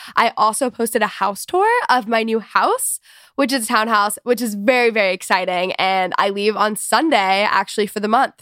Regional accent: Texas, United States; I'm from Texas. I did not grow up in the country by any means

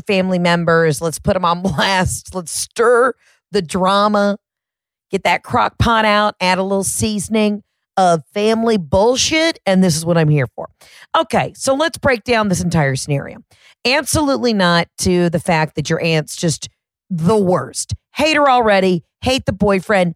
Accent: Georgia, United States; I'm from Georgia.

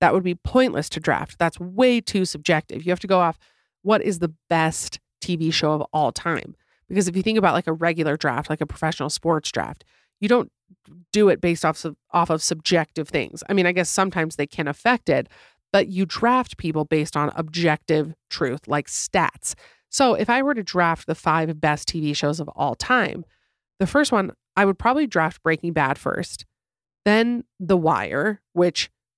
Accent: Florida, United States; So I grew up in Florida, and my family and I were driving home from somewhere at night.

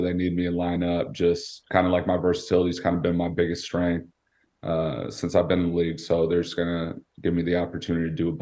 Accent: Bay Area, California, United States; growing up in the Bay Area, being a Bay Area kid

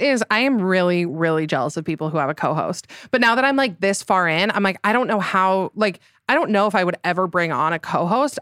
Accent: Utah, United States; So, I am from Utah. I s, currently live there in Salt Lake City.

